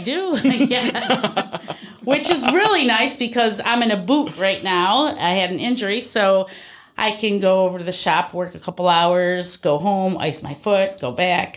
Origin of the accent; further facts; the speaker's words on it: Darien, New York, United States; I grew up out in Darien, went to Pembroke. So, uh, Batavia was, like, the big city for me